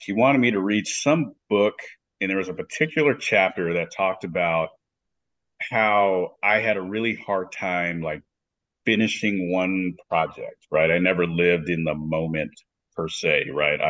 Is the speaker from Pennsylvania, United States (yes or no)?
no; Dallas, Texas, United States; moved away as an adult; also born or lived in Colorado; now in Phoenix, United States; I grew up in Dallas. Grew up there for probably most of my life